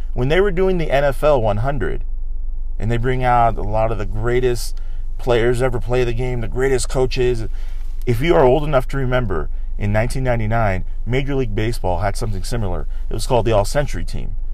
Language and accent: English; Southern California, United States; I grew up in Southern California for over 30 years